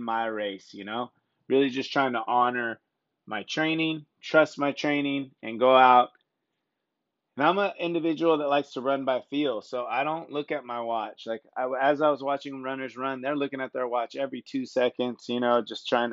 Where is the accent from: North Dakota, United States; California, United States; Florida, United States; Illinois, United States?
California, United States; Sonoma County; I'm from Sonoma County, and Santa Rosa is one of our bigger towns